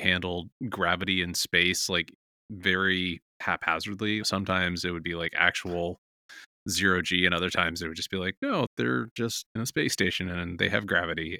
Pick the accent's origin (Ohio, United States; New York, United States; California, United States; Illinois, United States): California, United States; San Francisco; I grew up in San Francisco, and my friends and I would go play in arcades all the time